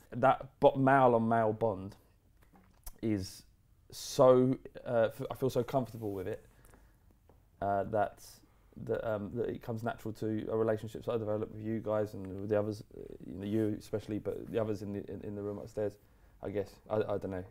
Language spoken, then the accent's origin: English; London, United Kingdom; we grew up in in Holloway, which is bandit country